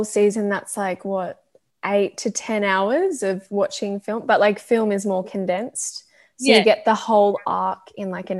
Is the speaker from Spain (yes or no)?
no; Australia; as an Australian actress